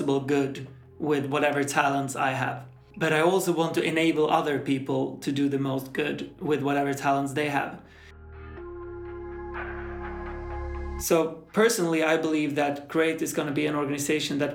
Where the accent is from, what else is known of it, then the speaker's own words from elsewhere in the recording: Sweden; moved away as an adult; now in Malta; I'm from Sweden. I live in Malta